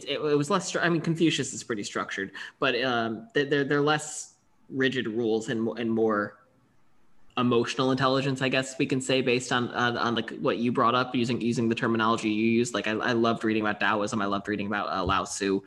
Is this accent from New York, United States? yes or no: yes; Buffalo, New York, United States; I'm from Buffalo. I grew up a huge Buffalo Sabres fan.